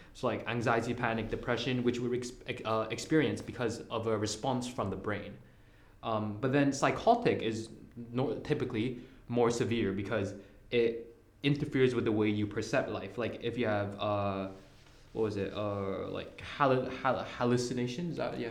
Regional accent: Hong Kong; I'm from Hong Kong

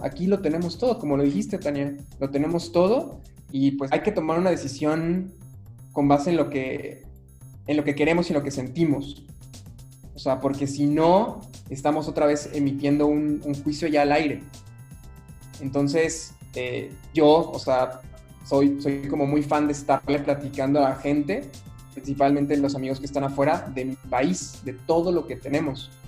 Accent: Mexico City, Mexico; moved away as an adult; now in Cuernavaca, Mexico; Yo soy de la Ciudad de México

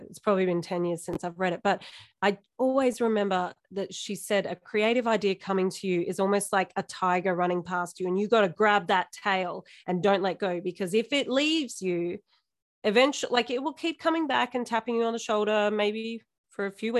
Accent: Warrnambool, Victoria, Australia; moved away as an adult; also born or lived in Melbourne; now in Ballarat, Australia; So that's my hometown. That's where I was born.

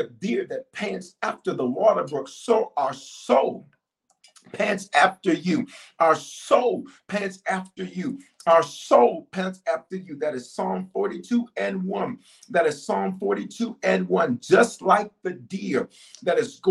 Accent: the South, United States; growing up in the South

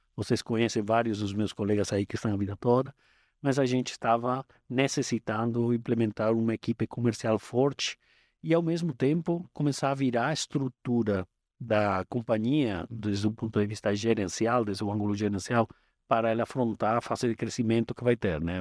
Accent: Madrid, Community of Madrid, Spain; Portuguese is a second language; moved away as an adult; also born or lived in United States; now in Brazil; eu sou espanhol, é, nasci em Madrid

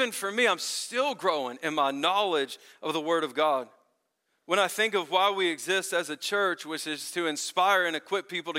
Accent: Memphis, Tennessee, United States; moved away; I grew up in Memphis, Tennessee

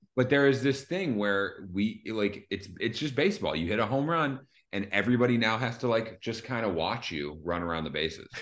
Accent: Philadelphia, Pennsylvania, United States; I'm from Philly

